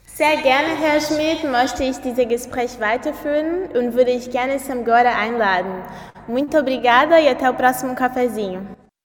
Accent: Brazil; German is a second language; moved away as an adult; now in Hamburg, Germany; zurück zu meiner Heimat

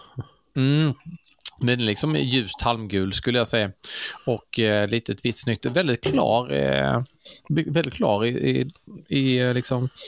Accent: Karlshamn, Blekinge, Sweden; Karlshamn där jag kommer ifrån

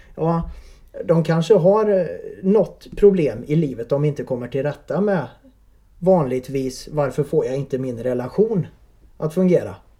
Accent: Värmland, Sweden; accent: värmländskt; moved away as an adult; now in Vänersborg, Sweden; Jag är från Värmland

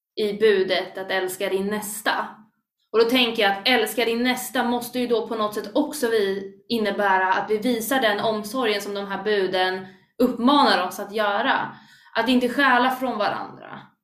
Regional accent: Stockholm, Stockholm County, Sweden; Jag är inte bara kristen, utan jag är stockholmare

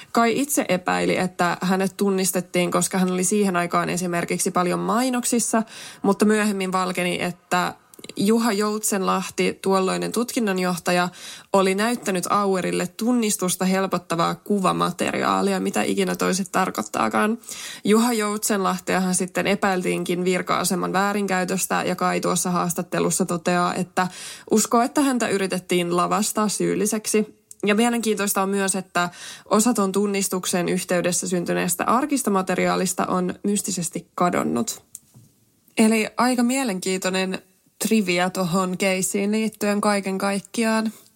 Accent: Tampere, Pirkanmaa, Finland; Mähän on itsekin tosiaan Tampereelta kotoisin

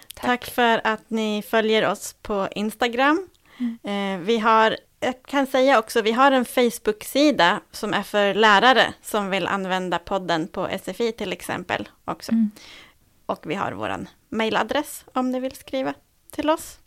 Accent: Sweden; vi som är svenskar

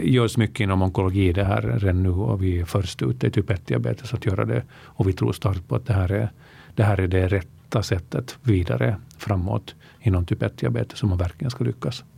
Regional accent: Helsinki, Uusimaa, Finland; moved away as an adult; also born or lived in Vaasa, Finland; now in Stockholm, Sweden; jag är uppvuxen i Finland, eh, född i Vasa. Mitt medvet medvetna liv i Finland eh, spenderade jag mest i Helsingfors

